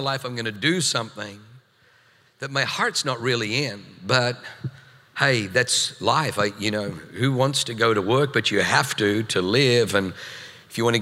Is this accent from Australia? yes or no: yes; Australia; moved away as an adult; also born or lived in New Zealand; now in San Diego, United States; I come from Australia. We spent 7 years in New Zealand